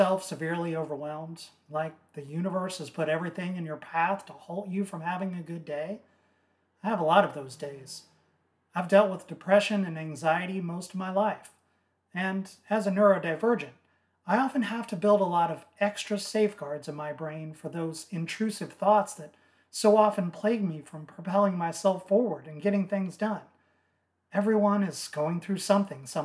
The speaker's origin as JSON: {"language": "English", "region": "Southern Illinois", "country": "United States", "said": "I'm from Southern Illinois"}